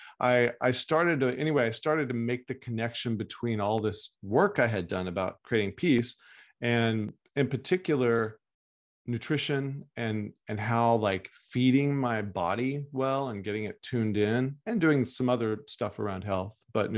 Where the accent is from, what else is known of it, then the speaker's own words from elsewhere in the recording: Texas, United States; moved away as an adult; now in Oakland, United States; Yeah. Well, I grew up in Texas and I now live in California, in Northern California, Oakland. And left Texas when I was in my early 20s